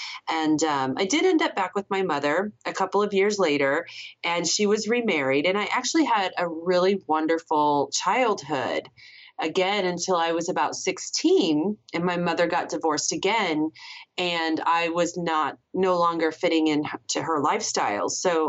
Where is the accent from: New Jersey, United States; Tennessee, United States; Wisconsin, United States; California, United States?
California, United States; San Diego; born there; And then I was living in California. I was born in San Diego.